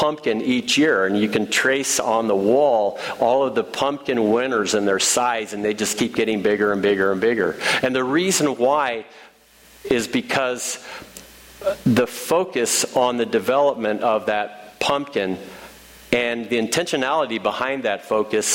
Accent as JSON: {"language": "English", "region": "Illinois", "country": "United States", "moved": "yes", "lives_now": "Ohio, United States", "said": "I'm from Illinois"}